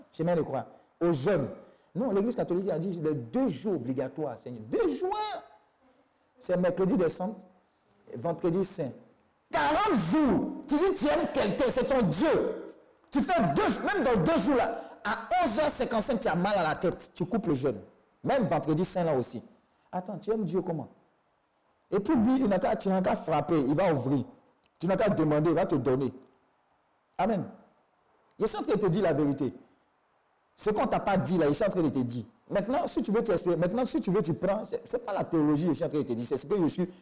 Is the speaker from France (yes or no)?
no; Côte d’Ivoire; J'ai dit, je viens de Côte d'Ivoire